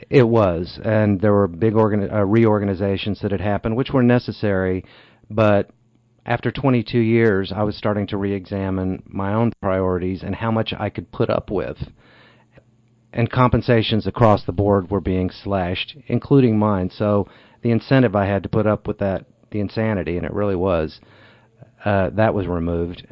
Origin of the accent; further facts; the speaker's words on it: Amarillo, Texas, United States; also born or lived in Iowa / Wall Street, New York; now in Cochecton, United States; I moved there when I was a year old. My father worked for Texaco. And so we moved from Iowa. And um, I was a year old when we moved to Amarillo. And so my all of my childhood memories took place there